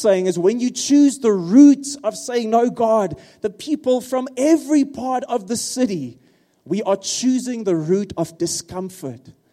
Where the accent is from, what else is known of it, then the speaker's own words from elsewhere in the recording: Free State, South Africa; first language Afrikaans; English is a second language; now in Pretoria, South Africa; I'm an Afrikaans guy from the Free State